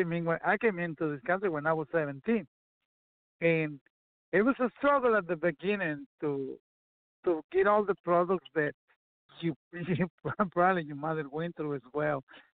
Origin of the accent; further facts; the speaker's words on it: Texas, United States; I grew up in Texas, and I played music while I worked and did a bunch of other stuff along the way.